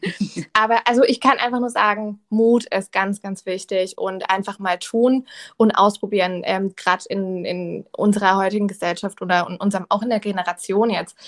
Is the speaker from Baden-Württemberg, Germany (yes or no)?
yes; Rheinfelden, Baden-Württemberg, Germany; moved away as an adult; now in Offenburg, Germany; Ich komme ja gebürtig aus Rheinfelden. Das liegt an der Schweizer Grenze.